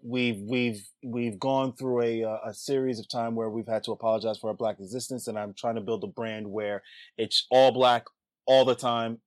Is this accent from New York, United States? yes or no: yes; New York City, New York, United States; born and raised in the Bronx